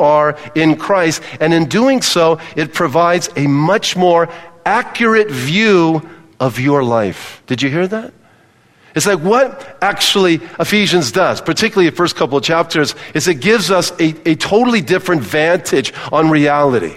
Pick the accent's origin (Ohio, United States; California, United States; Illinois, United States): California, United States; Palos Verdes; moved away; I grew up in Palos Verdes in Southern California